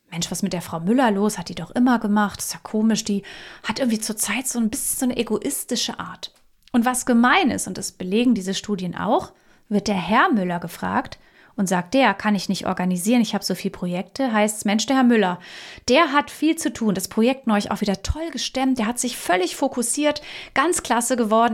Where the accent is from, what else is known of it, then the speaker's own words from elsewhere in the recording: Germany; bei uns in Deutschland